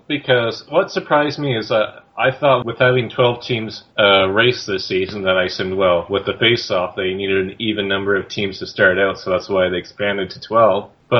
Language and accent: English; Canada; I think with being the Canadian